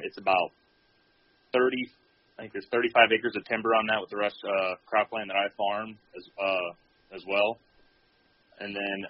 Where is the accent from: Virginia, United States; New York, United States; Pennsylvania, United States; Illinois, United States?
Illinois, United States; Southern; I grew up in Southern Illinois on the family farm. My dad's third-generation farmer. My mom would be third-generation farmer, so I get it honestly from both sides.